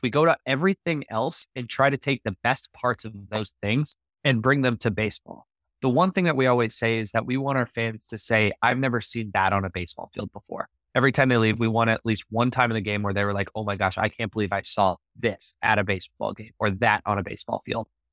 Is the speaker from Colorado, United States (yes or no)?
yes; Littleton, Colorado, United States; moved away as an adult; also born or lived in Las Vegas; now in Savannah, United States; I grew up in Littleton, you know, all three of my, my schools, my elementary school, my middle school, and my high school were all on the same road